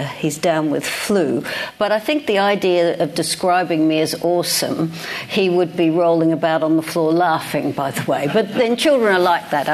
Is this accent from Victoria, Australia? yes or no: yes; Melbourne, Victoria, Australia; accent: Australian; moved away as an adult; now in London, United Kingdom; a state school in Melbourne. You can hear, those of you that know will hear that I still have my Australian accent after all these years. So I went through high school